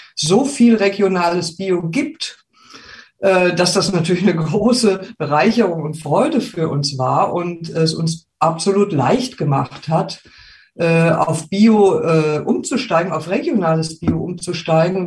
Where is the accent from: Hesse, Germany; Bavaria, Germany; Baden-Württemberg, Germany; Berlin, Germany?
Hesse, Germany; Wiesbaden; moved away as an adult; also born or lived in Rengersfeld, Rhön; now in Gersfeld-Rengersfeld, Germany; Wir kommen ja ursprünglich aus Wiesbaden